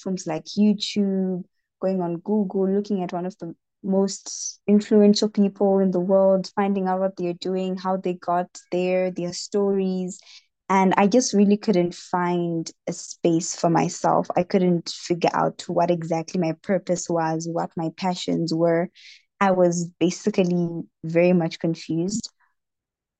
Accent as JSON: {"language": "English", "region": "Harare", "country": "Zimbabwe", "said": "I am from Harare in the country of Zimbabwe"}